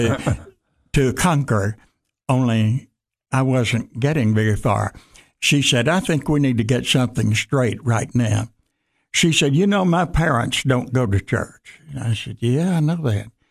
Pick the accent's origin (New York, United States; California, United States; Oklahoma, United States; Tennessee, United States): Tennessee, United States; Jackson; moved back to Jackson, Tennessee, my hometown